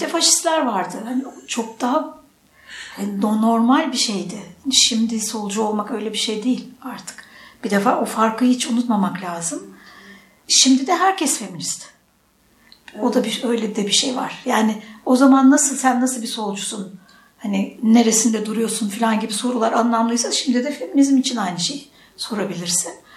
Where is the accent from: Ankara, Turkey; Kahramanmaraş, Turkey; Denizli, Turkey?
Ankara, Turkey; moved away as an adult; also born or lived in Istanbul; now in Bolu, Turkey; Ankara'dan gitmişim